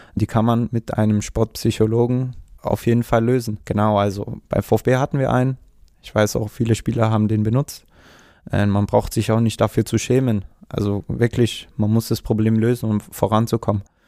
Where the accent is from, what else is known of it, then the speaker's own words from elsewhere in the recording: Stuttgart, Baden-Württemberg, Germany; also born or lived in Ulm; ich bin sogar in Cannstatt geboren